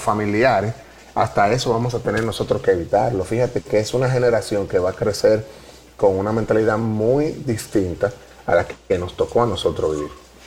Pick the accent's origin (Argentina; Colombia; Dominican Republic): Dominican Republic; nosotros sí crecimos y era una de las cosas que nos identificaba como dominicanos